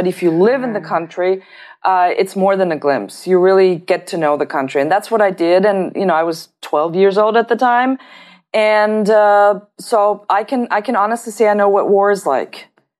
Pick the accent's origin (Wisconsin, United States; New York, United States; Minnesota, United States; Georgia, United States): New York, United States; also born or lived in Geneva / Tehran; And I was born in Geneva, Switzerland. I grew up in New York. I went to kindergarten there. And then my father was transferred to the Austrian embassy in Tehran, in Iran.